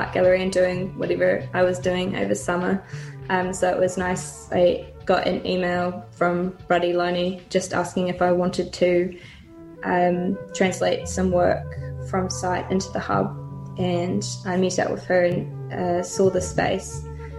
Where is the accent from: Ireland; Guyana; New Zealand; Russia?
New Zealand; Dunedin, Otago; I'm from Otepoti, Dunedin. I grew up in Anderson's Bay, and I've spent most of my time in Dunedin